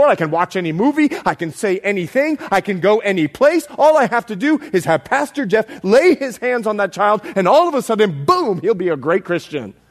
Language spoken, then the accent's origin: English; Bahamas; now in United States; I'm more Bahamian than I am American. I put this accent on for you people. now, listen. when I moved over from the Bahamas, I couldn't say dis, dat, and the other.